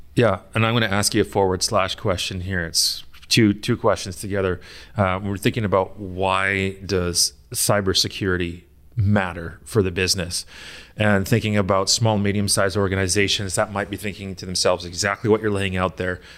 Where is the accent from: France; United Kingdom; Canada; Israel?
United Kingdom; I am British as well